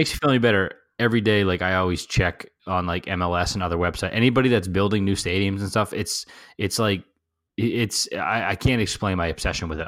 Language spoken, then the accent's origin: English; New Jersey, United States